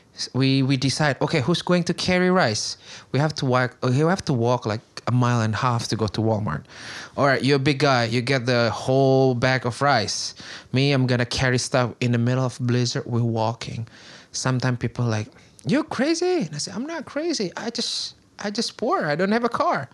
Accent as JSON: {"language": "English", "town": "Bandung", "region": "West Java", "country": "Indonesia", "tie": "born or raised there", "second_language": "English", "moved": "as an adult", "lives_now": "Queens, New York, United States", "said": "I grew up in Bandung, which is actually Sundanese."}